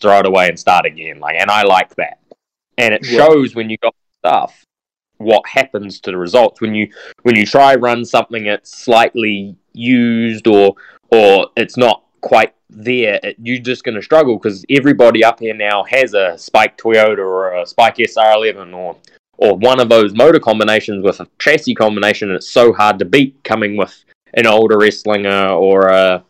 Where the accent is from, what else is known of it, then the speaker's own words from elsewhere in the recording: New Zealand; I was this kid from New Zealand